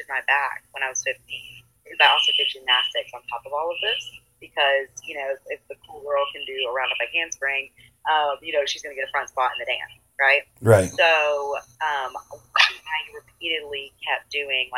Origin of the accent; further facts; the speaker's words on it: Murfreesboro, Tennessee, United States; I am from Murfreesboro, Tennessee, born and raised, so it's near Nashville